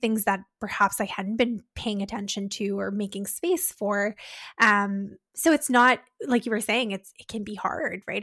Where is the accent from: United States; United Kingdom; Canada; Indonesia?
Canada